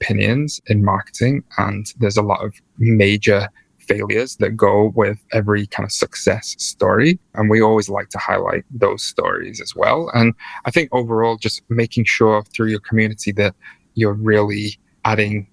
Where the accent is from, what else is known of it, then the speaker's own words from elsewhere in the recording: England, United Kingdom; also born or lived in New York; I'm from England and we get like easily embarrassed and like easily awkward.